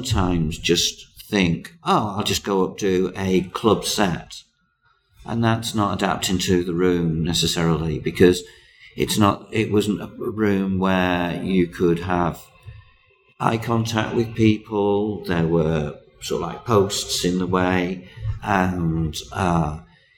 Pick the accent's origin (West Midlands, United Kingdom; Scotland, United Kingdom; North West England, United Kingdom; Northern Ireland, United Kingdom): North West England, United Kingdom; Cheshire; I'm from Cheshire